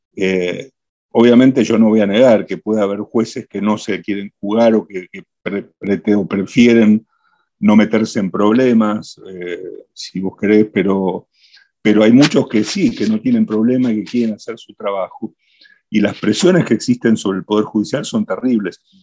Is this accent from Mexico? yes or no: no; Argentina